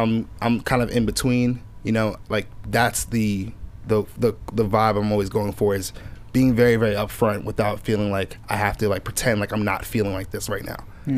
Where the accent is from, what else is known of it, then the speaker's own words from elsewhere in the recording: Nigeria; I'm never just like, oh, I'm Nigerian, so let me make a Nigerian song.